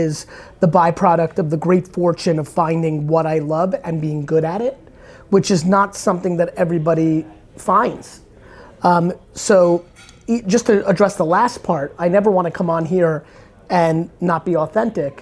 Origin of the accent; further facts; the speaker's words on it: United States; also born or lived in Soviet Union; I came to the States when I was 3